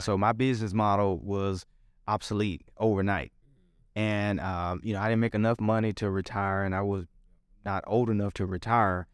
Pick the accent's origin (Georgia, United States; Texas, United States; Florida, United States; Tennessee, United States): Tennessee, United States; Memphis; born or raised there